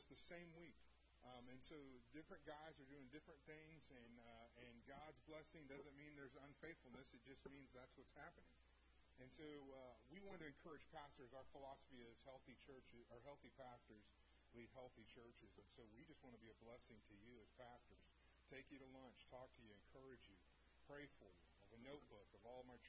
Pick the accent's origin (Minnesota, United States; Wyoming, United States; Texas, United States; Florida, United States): Texas, United States; Houston; moved away as an adult; also born or lived in Oklahoma; I grew up in North Houston